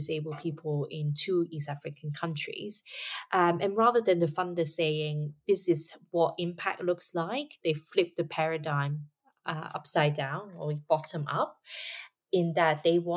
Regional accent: Hong Kong; Hong Kong, of course, my hometown

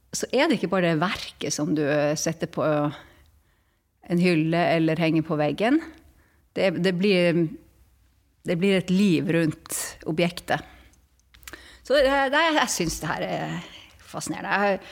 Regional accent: Tromsø, Troms, Norway; Som man hører på min dialekt, jeg vokste opp i, i Tromsø

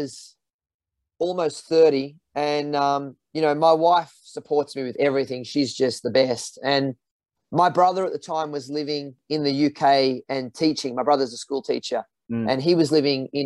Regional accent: Australia; part of being Aussie

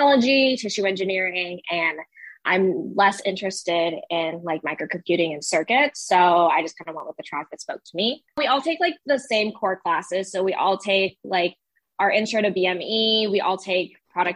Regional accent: Arizona, United States; I'm born and raised in Arizona

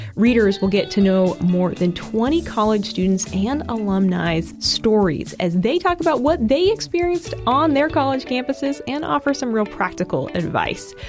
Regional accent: Massachusetts, United States; moved away; also born or lived in Georgia; my home state of Massachusetts

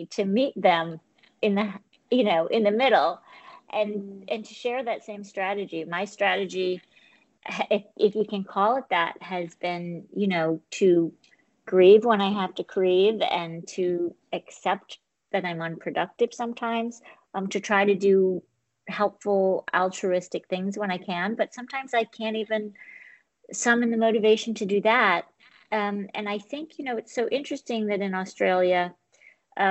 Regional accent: New York City, New York, United States; I'm a New Yorker

